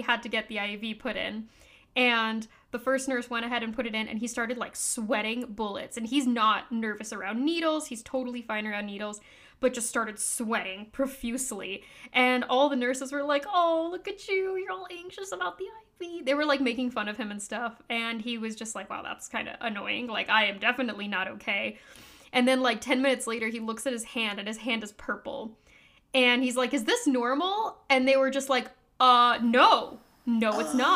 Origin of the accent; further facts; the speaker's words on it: United States; I, as an American